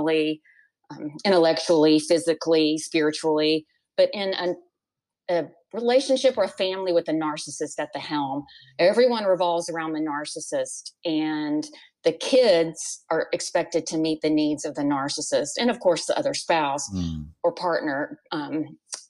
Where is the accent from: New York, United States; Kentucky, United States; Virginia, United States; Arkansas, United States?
Arkansas, United States; Warren; also born or lived in Dallas, Texas; I was raised, I was born in Dallas and raised in Arkansas